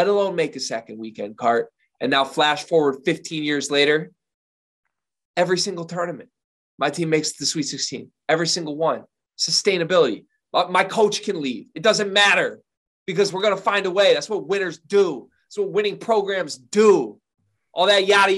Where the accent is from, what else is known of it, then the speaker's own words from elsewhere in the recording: Lansing, Michigan, United States; I grew up in Lansing. I said I grew up in Lansing, 5-minute drive from the Breslin Center